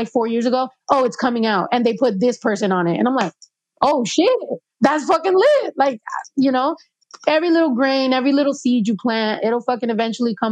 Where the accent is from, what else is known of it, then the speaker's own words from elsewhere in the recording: Mexico; also born or lived in New York; I was the only Mexican girl